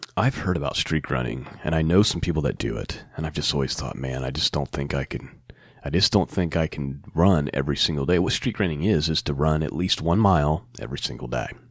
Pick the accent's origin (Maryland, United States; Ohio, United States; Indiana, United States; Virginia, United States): Indiana, United States; Muncie; here in my hometown of Muncie, Indiana